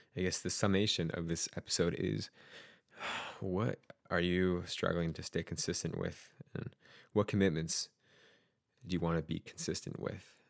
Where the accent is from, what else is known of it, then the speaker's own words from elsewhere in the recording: Utah, United States; now in Oregon, United States; I grew up in Utah, and, uh, have a lot of friends who are still out there. And I did leave Utah for Oregon